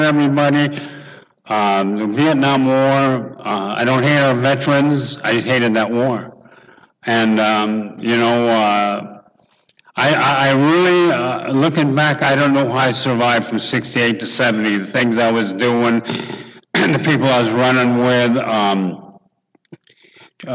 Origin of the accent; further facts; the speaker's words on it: Santa Monica, California, United States; I was born here in Santa Monica in 1948